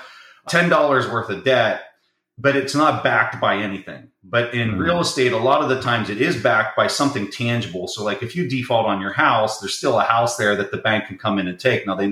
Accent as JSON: {"language": "English", "region": "Southeast", "country": "United States", "said": "I'm just down in the Southeast. I'm a Southerner."}